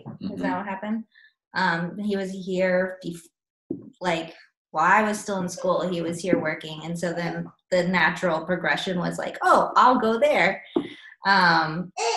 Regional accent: Nebraska, United States; also born or lived in Northwest Missouri; now in Kansas City, United States; I'm from Nebraska.

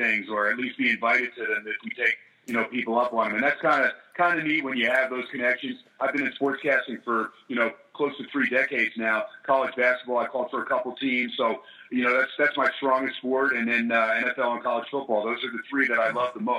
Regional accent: New Jersey, United States; also born or lived in California; now in Las Vegas, United States; I'm initially from Jersey, but I transplanted to California

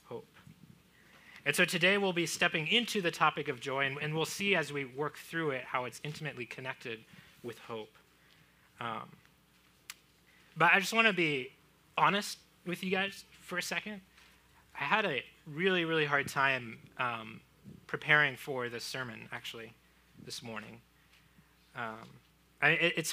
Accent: Florida, United States; moved away; I grew up in Florida. I had alligators in my backyard

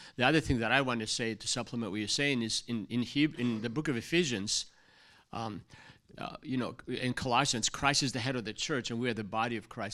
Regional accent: Greece; moved away; growing up in Greece

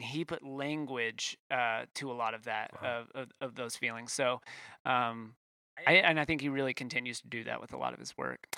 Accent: Waco, Texas, United States; I grew up in Waco

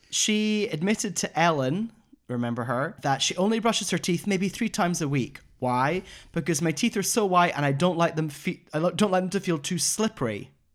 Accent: Scotland, United Kingdom; I'm from Scotland.

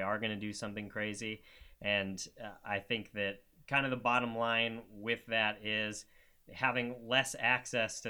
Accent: Ohio, United States; now in San Francisco, United States; I'm also from Ohio originally

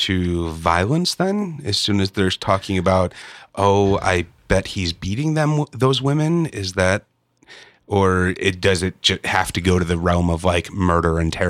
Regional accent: Chicago, Illinois, United States; moved away; also born or lived in Los Angeles; growing up in Chicago

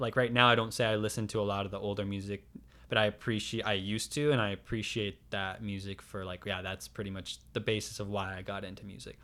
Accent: San Diego, California, United States; also born or lived in Alpine, California / Bonita, California; I'm born and raised in San Diego, I've never lived anywhere else

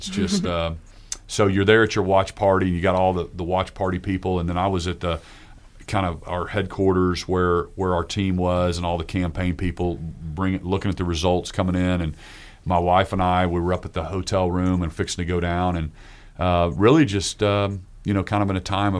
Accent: Oklahoma, United States; when I would travel before, I'd be like, oh, I'm from Oklahoma. And it kind of felt like a second class state almost, like we're a little brother to Texas or whatever.

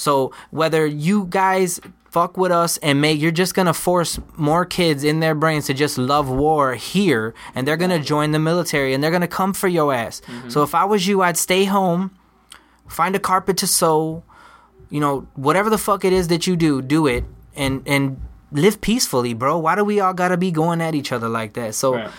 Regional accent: United States; I'm American of Puerto Rican descent, but I'm American, okay? I was born in this country. This is my country, okay?

